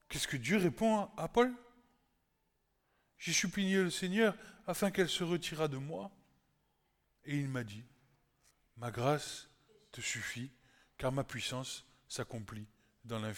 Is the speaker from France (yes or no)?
no; Egypt; je me rappelle d'où je viens. je viens de l'Égypte, et c'est comme ça.